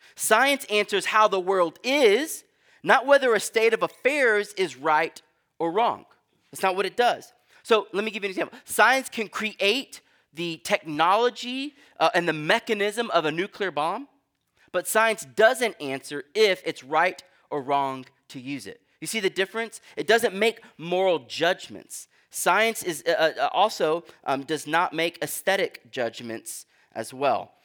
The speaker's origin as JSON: {"language": "English", "region": "Texas", "country": "United States", "moved": "yes", "lives_now": "New England, United States", "said": "I'm from Texas"}